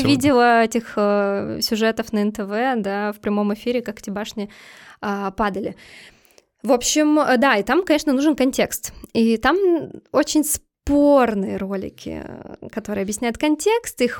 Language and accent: Russian; Saint Petersburg, Russia; Ну, да, мы из Питера, нам можно.